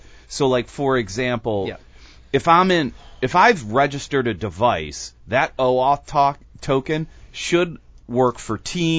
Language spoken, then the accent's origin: English; United States; as an American consumer